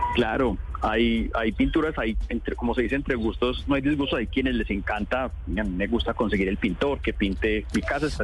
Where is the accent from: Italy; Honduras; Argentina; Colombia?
Colombia